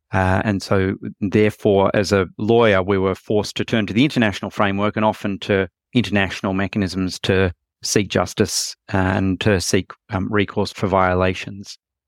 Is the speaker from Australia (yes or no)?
yes; Australia; I'm from Australia and was based in Australia at the time.